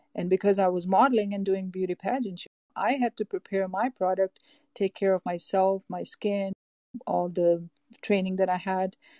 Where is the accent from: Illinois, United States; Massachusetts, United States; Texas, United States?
Massachusetts, United States; Boston; moved away as an adult; now in Los Angeles, United States; I'm from Los Angeles, California. I grew up in East Coast, uh, Boston, Massachusetts